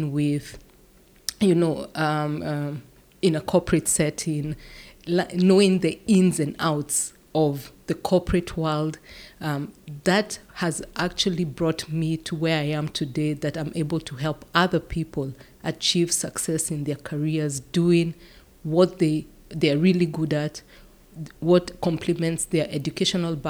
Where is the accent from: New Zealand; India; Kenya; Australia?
Kenya; moved away as an adult; now in Netherlands; I'm from Kenya. I have been living and working in the Netherlands for the last 15 years.